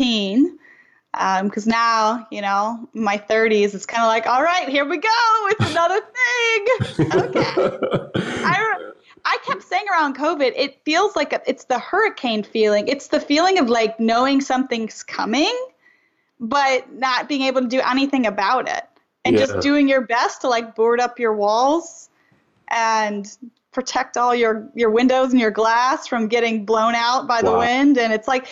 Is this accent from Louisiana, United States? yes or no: yes; Louisiana, United States; I'm from Louisiana